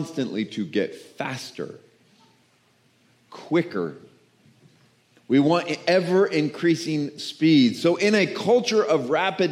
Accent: the South, United States; I'm from the South

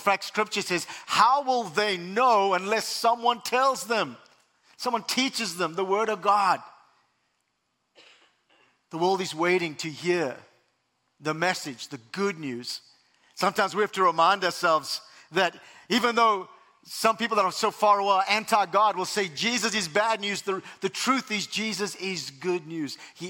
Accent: South Africa; now in United States; I have an accent, and originally I was born and raised in South Africa, immigrated to the U.S. 20 years ago

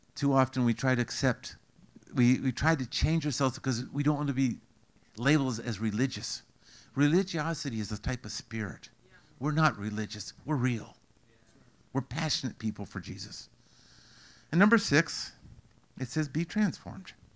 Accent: Canada; I'm Canadian

